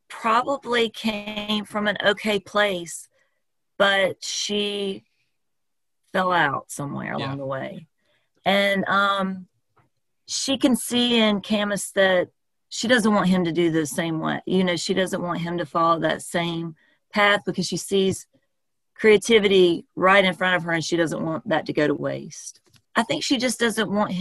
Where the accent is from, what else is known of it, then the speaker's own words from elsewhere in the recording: South Carolina, United States; now in Atlanta, United States; I'm from South Carolina